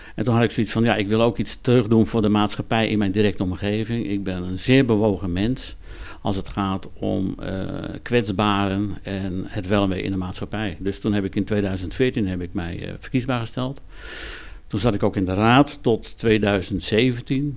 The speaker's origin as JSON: {"language": "Dutch", "town": "Wognum", "region": "North Holland", "country": "Netherlands", "tie": "born or raised there", "moved": "as an adult", "lives_now": "Overloon, Netherlands", "said": "ik ben van huis uit kom ik uit West-Friesland. Eh, ik ben geboren in Wochnum in Noord-Holland."}